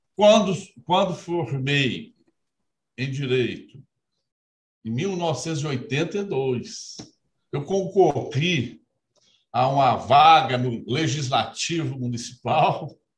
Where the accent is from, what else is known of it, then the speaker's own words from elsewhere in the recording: Brazil; Sempre vivi e me criei no interior, lá em Aloy Mendes, que eu gosto sempre de, de falar que eu sou de Aloy Mendes. Nasci e me criei lá